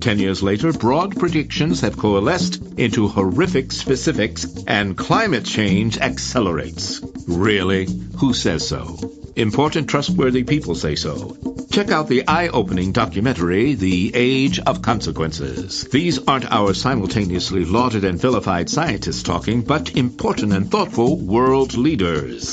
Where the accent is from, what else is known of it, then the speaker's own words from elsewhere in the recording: United States; as an American